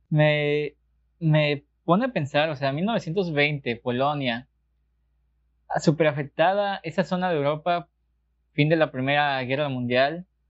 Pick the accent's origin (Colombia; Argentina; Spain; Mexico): Mexico; nosotros aquí no lo notamos siendo mexicanos, pero realmente somos uno de los países más católicos del mundo